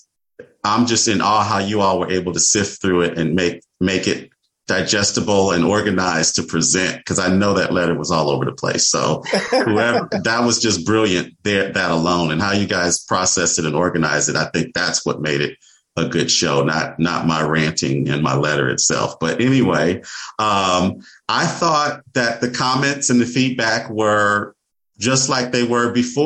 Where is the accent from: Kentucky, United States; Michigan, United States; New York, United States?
Michigan, United States; moved away as an adult; now in California, United States; I moved to California in 1999. I'm from Michigan